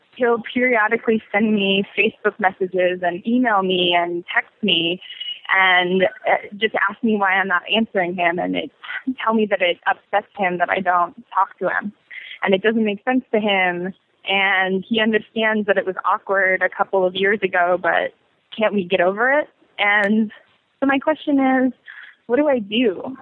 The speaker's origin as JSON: {"language": "English", "region": "Colorado", "country": "United States", "moved": "as an adult", "lives_now": "New York City, United States", "said": "I'm originally from Colorado, um, and I've lived in New York for almost two years exactly"}